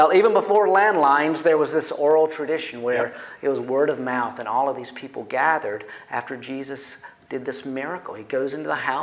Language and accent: English; North Carolina, United States; I grew up in North Carolina